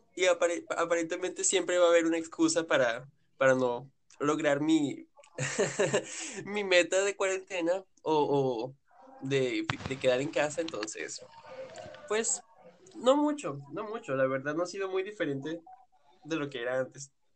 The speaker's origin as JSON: {"language": "Spanish", "country": "Venezuela", "also_born_or_lived": "Yaracuy, Venezuela", "moved": "as an adult", "lives_now": "Brazil", "said": "los tres somos venezolanos"}